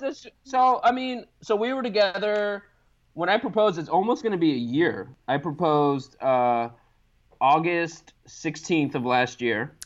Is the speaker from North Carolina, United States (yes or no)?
no; Los Angeles, California, United States; moved away as an adult; now in Baltimore, United States; I grew up in Los Angeles